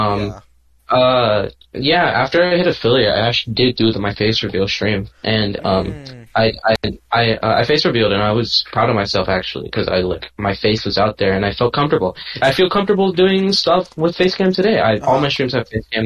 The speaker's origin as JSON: {"language": "English", "region": "California", "country": "United States", "said": "Everyone knows I'm from California"}